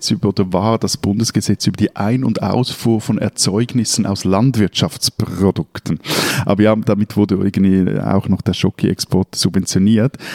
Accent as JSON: {"language": "German", "country": "Switzerland", "also_born_or_lived": "Lake Zurich"}